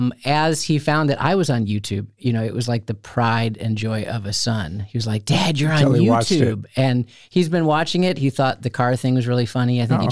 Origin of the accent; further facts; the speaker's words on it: outside of Chicago, Illinois, United States; No, I was raised outside of Chicago.